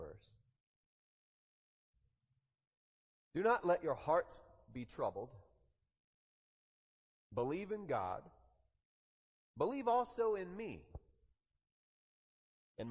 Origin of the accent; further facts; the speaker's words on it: the South, Southern United States, United States; we Southerners